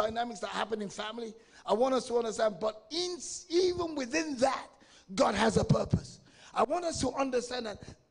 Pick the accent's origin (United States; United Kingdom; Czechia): United Kingdom; England; I was born and raised in England, but I'm of African descent. I'm of Nigerian descent